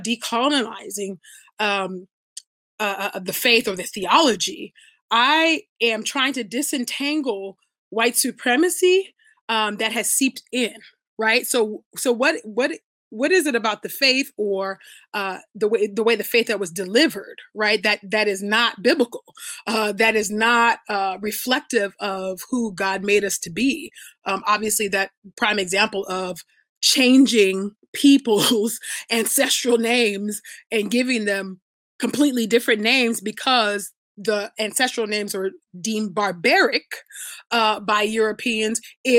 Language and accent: English; United States; also born or lived in Nigeria (ancestry, Ibibio); I'm from the Abibio tribe in Nigeria. I was born here in America, but that's where my parents are from